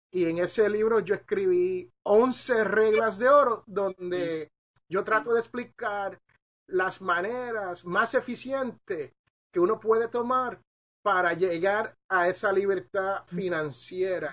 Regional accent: Puerto Rico; moved away; also born or lived in Jersey City, New Jersey; yo soy de Jersey City, New Jersey. Yo soy originalmente nacido ahí, pero criado en la isla del encanto, Puerto Rico

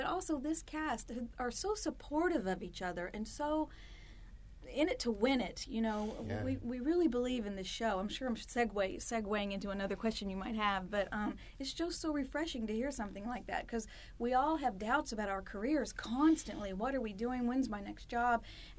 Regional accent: Tennessee, United States; Because I never left here. I came up here from Tennessee, and, you know, my goal was to eventually get to New York

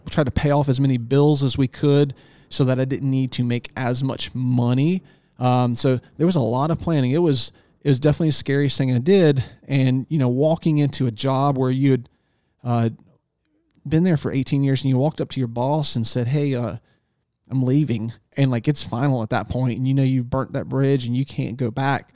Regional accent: Northeastern North Carolina, United States; also born or lived in Virginia Beach, Virginia; I was born in Virginia Beach, and we moved to East, Northeastern North Carolina, uh, on the Chowon River in the Albemarle Sound when I was three years old

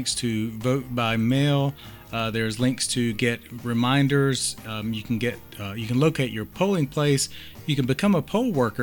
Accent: Montclair, New Jersey, United States; moved away; also born or lived in Western North Carolina; live in Montclair, New Jersey, my hometown

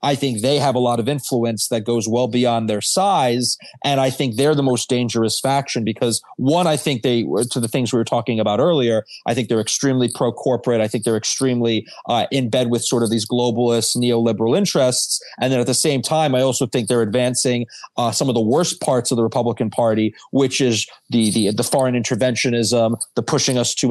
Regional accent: New York, United States; growing up in New York

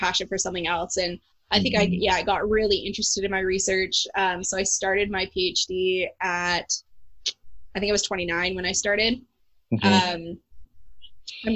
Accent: Calgary, Alberta, Canada; I'm from Calgary.

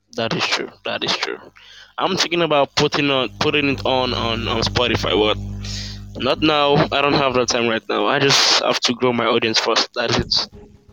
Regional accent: Nigeria; I'm from Africa, um, I would say I'm Nigerian

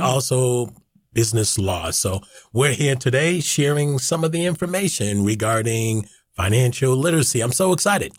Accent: Boston, Massachusetts, United States; I'm born and raised in Boston

